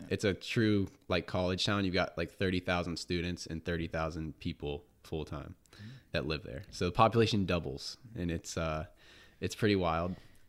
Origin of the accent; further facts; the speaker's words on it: Charleston, West Virginia, United States; born there; also born or lived in Columbus, Ohio; So I was born in Charleston, West Virginia. My dad worked for General Motors at the time. So we were moving like every 2 years.